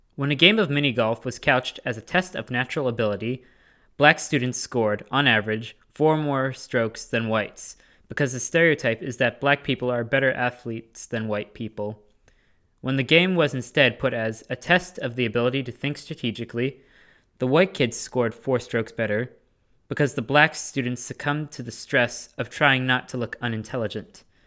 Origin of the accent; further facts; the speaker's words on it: Middleborough, Massachusetts, United States; my hometown, Middleborough, is as bland as a saltine cracker